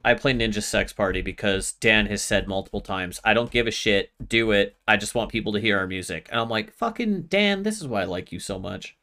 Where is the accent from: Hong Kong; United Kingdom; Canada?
Canada; as a Canadian